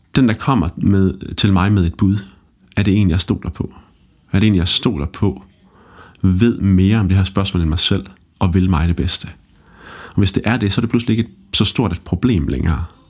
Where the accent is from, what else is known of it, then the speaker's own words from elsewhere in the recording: Holstebro, Central Denmark Region, Denmark; Jeg er vokset op i Holstebro